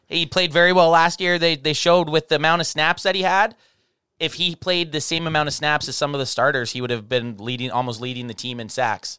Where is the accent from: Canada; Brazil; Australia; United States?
Canada; we're from Canada